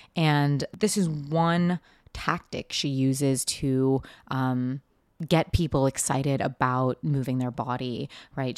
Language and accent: English; Seattle, Washington, United States; I grew up in Seattle in late nineties, early two thousands.